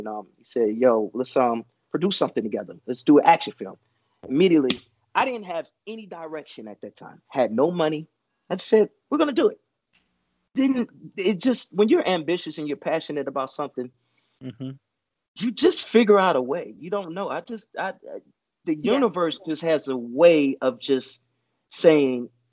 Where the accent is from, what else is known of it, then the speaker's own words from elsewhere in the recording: Chicago, Illinois, United States; also born or lived in Atlanta; now in Los Angeles, United States; I'm from Chicago. I was staying in Atlanta at the time